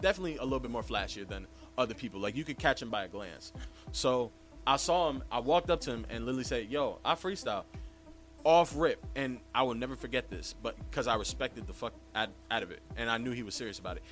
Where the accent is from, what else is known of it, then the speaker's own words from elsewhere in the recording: New York City, New York, United States; I'm a Bronx native. I was born not too far away from here.